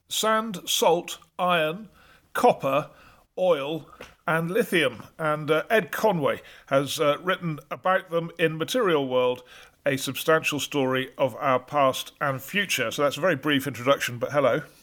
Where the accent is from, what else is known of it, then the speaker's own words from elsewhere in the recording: North Wales, United Kingdom; I come from North Wales